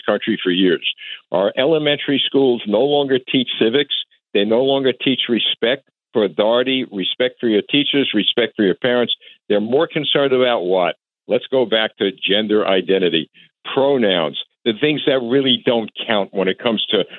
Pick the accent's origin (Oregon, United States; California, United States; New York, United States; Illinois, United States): New York, United States; New York City; moved away; I was raised in Brooklyn